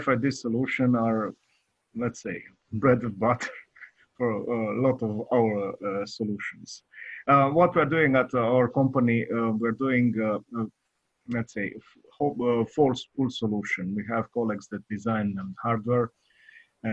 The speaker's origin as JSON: {"language": "English", "country": "Romania", "said": "I'm from Eastern Europe. I'm from Romania"}